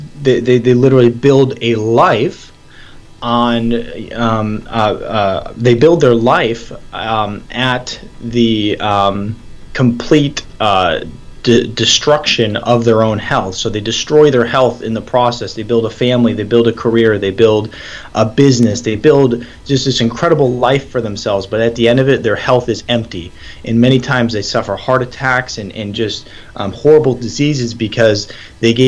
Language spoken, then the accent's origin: English; Michigan, United States; moved away as an adult; also born or lived in Atlanta, Georgia; I was born and raised in Michigan.